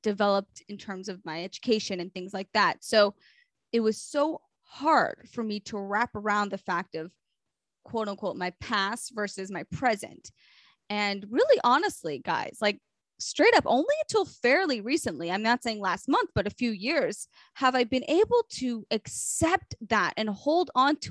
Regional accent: Memphis, Tennessee, United States; also born or lived in Israel; now in Long Island, United States; growing up in Memphis

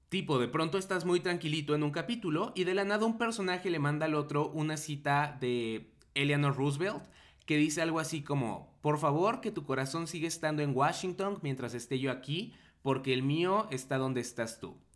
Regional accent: Mexico; la neta uno como mexicano o como no estadounidense en general pues a veces no está tan familiarizado con ciertos términos o dinámicas electorales.

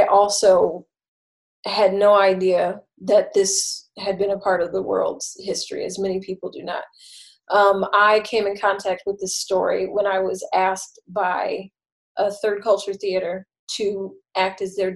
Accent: United States; as an American and even a Black American

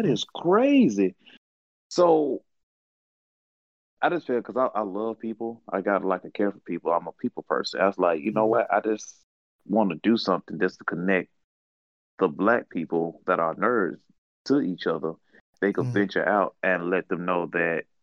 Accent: United States; I'm from America

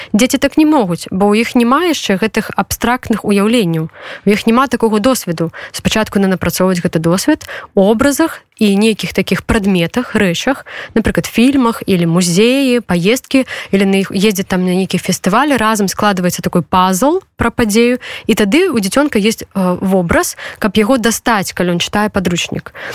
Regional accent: Belarus; now in Poland; мы беларусы гэта наши падзеі тым больш что мы зараз знаходзіимся в польльше

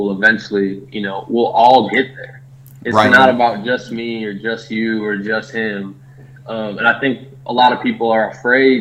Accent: Milwaukee, Wisconsin, United States; now in Austin, United States; I'm from Milwaukee

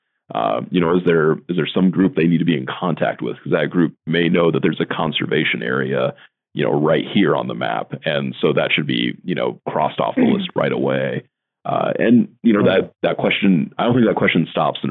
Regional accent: Norfolk, Nebraska, United States; also born or lived in Lyons, Nebraska; my hometown in Norfolk, Nebraska

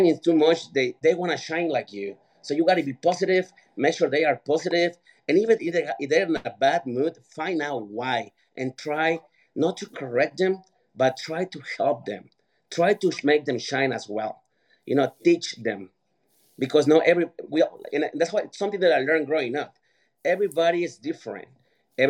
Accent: Mexico; moved away; I grew up in Mexico.

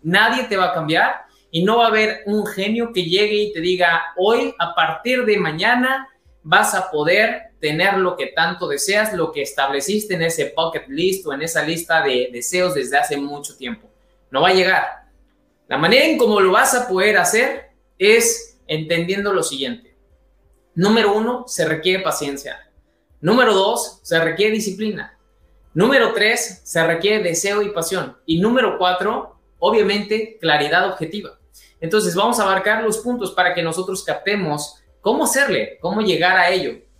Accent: Mexico

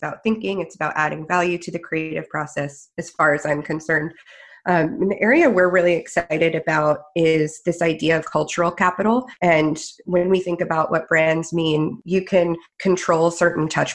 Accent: New England, United States; I'm from New England

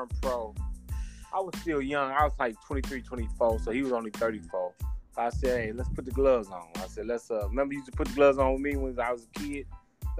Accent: Chicago, Illinois, United States; I was born in the South Side of Chicago

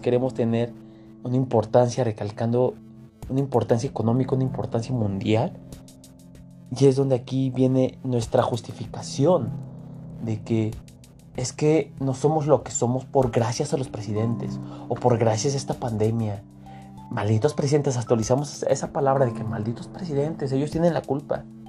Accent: Mexico; Nosotros como mexicanos

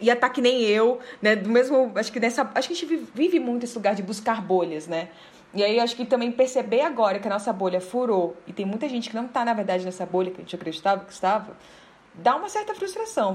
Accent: Belém, Pará, Brazil; moved away as an adult; now in Brasília, Brazil; eu sou de Belém, na verdade, né? Mas eu já moro nove anos aqui em Brasília

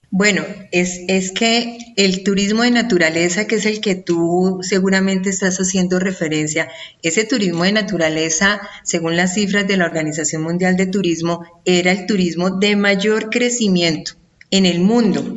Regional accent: Colombia; aquí en mi país, en Colombia

